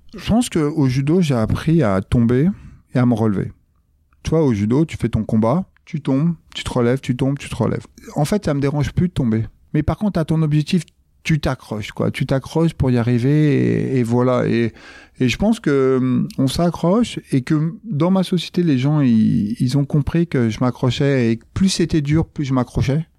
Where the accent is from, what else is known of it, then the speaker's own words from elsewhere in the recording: Grigny, Île-de-France, France; Je viens euh, de la Grande Borne, euh, de Grigny